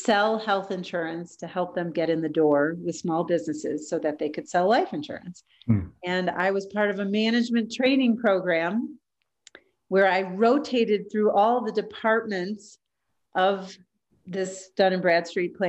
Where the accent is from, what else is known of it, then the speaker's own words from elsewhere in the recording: Chicago, Illinois, United States; moved away as an adult; also born or lived in Tampa, Florida; I'm originally from Chicago